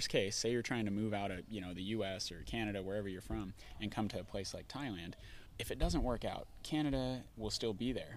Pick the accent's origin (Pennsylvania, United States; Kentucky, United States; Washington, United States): Washington, United States; Bellingham; I'm from Bellingham, Washington.